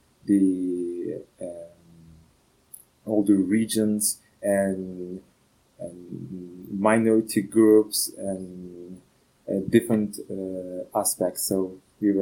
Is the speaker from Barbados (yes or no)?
no; Turkey; moved away as an adult; now in Ghent, Belgium; I'm from Turkey. Currently, I'm based in Belgium, in Ghent